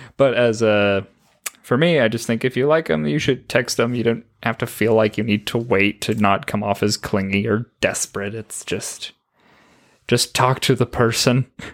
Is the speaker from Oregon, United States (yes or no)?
yes; Oregon, United States; moved away; I grew up in Oregon.